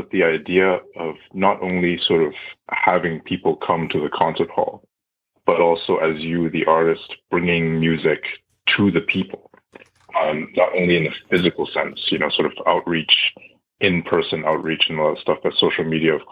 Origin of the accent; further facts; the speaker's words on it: Ottawa, Ontario, Canada; I was born and raised in Ottawa, Canada